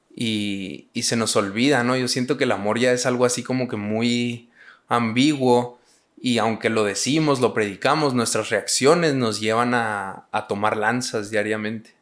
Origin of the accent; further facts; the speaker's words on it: Hidalgo del Parral, Chihuahua, Mexico; yo soy de Parral, una ciudad muy chiquita. Son 100 mil habitantes.